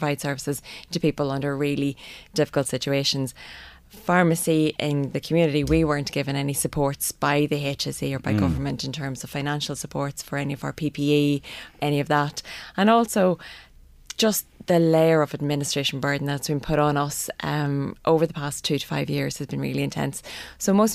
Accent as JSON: {"language": "English", "region": "Northern Ireland", "country": "United Kingdom", "moved": "yes", "lives_now": "Ireland", "said": "I'm obviously from Northern Ireland"}